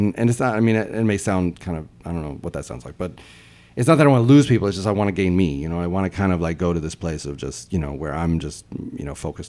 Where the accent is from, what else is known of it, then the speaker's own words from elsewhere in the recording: Nashville, Tennessee, United States; Yeah, so I'm from Nashville, Tennessee, and I grew up, in the city. I went to public high school